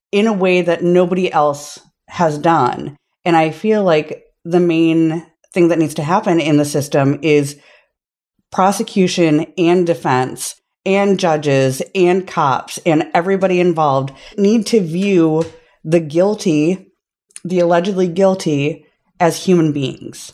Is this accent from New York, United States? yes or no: no; Minnesota, United States; accent: Minnesota; I'm from Minnesota